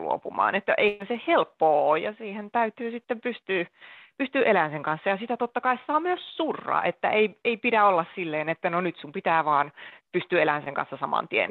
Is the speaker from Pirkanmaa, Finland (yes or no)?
yes; Akaa, Pirkanmaa, Finland; now in Helsinki, Finland; Tällä hetkellä asun Helsingissä. Alun perin oon kotoisin Pirkanmaalta, Akaan Toijalasta, eli pienen kaupungin ihmisiä